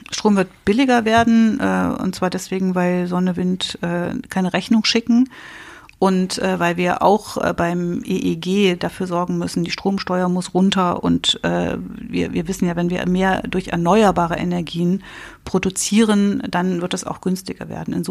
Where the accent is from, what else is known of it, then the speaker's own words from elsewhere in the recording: East Germany, Germany; Da ging es in der Begründung für mich als Ostdeutsche wirklich äh, sehr zentral um die Freiheit der kommenden Generationen.